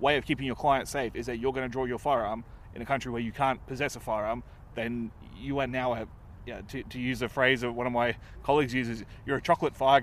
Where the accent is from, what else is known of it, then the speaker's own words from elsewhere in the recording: Australia; I'm from Australia.